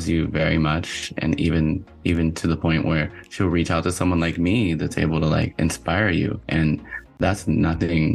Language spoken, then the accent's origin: English; Pennsylvania, United States; I'm from Pennsylvania